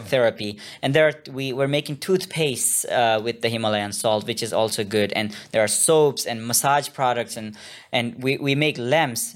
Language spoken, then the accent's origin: English; Gilgit-Baltistan, Pakistan; moved away as an adult; now in Korea; my hometown in the north, uh, Gilgit Baltistan in the mountains